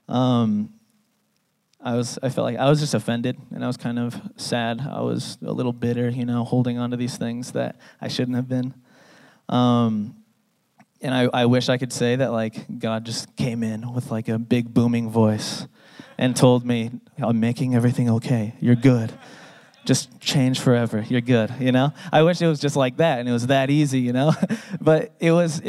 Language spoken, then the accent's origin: English; San Diego, California, United States; now in Salt Lake City, United States; I grew up in San Diego